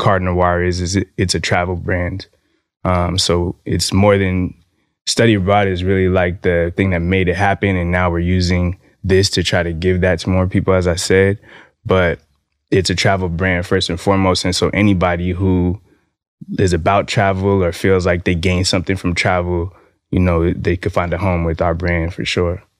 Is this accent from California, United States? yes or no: yes; California, United States; moved away; my home state, California